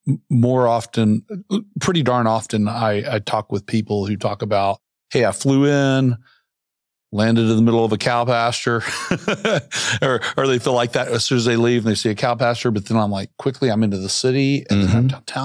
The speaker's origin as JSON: {"language": "English", "region": "Central Arkansas", "country": "United States", "tie": "born or raised there", "moved": "yes", "lives_now": "Bentonville, United States", "said": "I grew up in Central Arkansas and left for a long time, so I didn't come from Central Arkansas to here."}